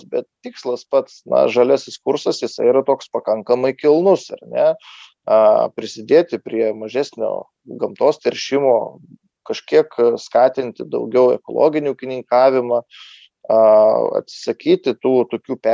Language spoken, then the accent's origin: Lithuanian; Lithuania; mes lietuviai